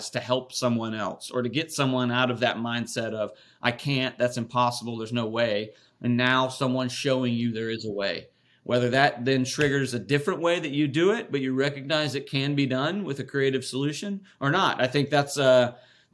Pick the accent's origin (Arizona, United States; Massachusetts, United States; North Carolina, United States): North Carolina, United States; Raleigh; I born and raised in Raleigh, North Carolina, and whole family's from there.